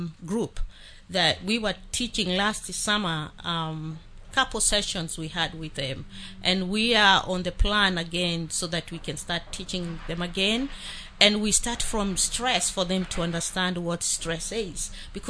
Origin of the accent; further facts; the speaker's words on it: Kenya; moved away; I am from Kenya